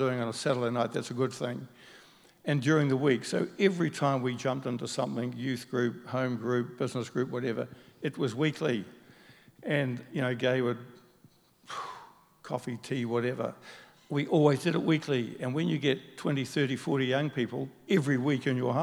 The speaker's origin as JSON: {"language": "English", "region": "Auckland", "country": "New Zealand", "tie": "born or raised there", "said": "Mangawau Primary, which is actually Mangawhau Primary, Balmoral Intermediate, Auckland Grammar"}